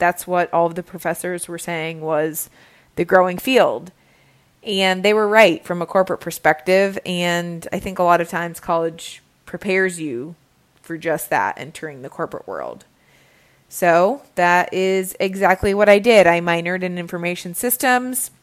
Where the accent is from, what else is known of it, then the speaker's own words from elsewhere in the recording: Cincinnati, Ohio, United States; moved away as an adult; also born or lived in Budapest, Hungary / Virginia; I started off, ironically, back in my hometown of Cincinnati, Ohio